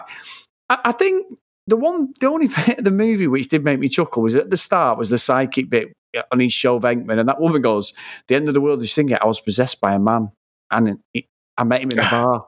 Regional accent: England, United Kingdom; we're English

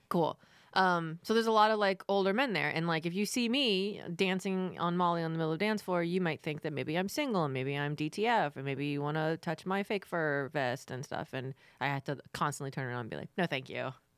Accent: Florida, United States; I'm from Florida

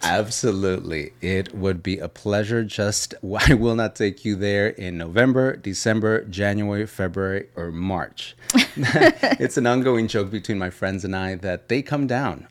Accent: Los Angeles, California, United States; also born or lived in Granada Hills; now in Houston, United States; the City of Angels, my hometown, Los Angeles.

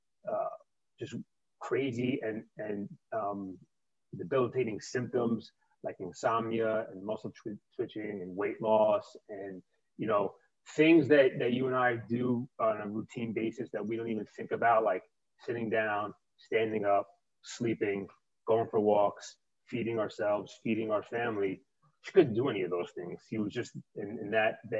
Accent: New York City, New York, United States; accent: New York; I grew up in New York. I've lived here my entire life

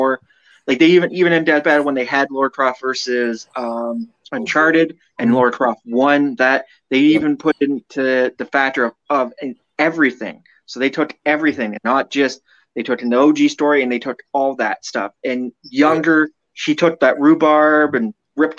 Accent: Canada; me being Canadian

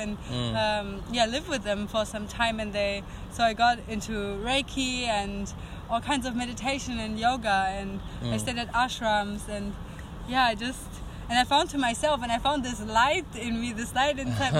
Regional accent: Germany; moved away as an adult; I'm 20 and I'm from Germany

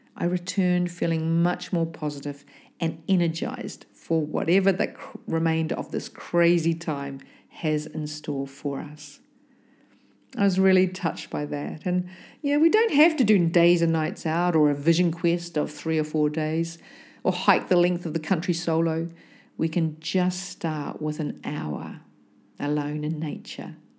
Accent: New Zealand; me growing up in New Zealand

